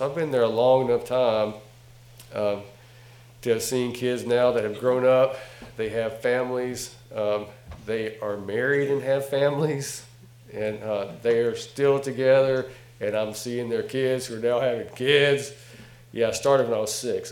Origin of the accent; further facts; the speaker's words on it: North Carolina, United States; from North Carolina, by the way. Can you tell from my accent?